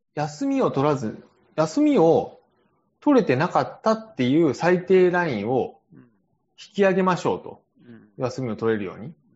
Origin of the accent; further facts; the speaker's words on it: Japan